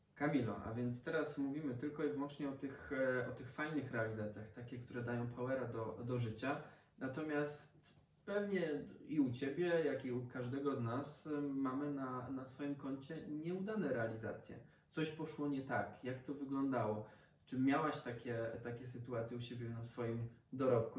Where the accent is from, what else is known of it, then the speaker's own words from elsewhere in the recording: Lower Silesian Voivodeship, Poland; ja też jestem z Dolnego Śląska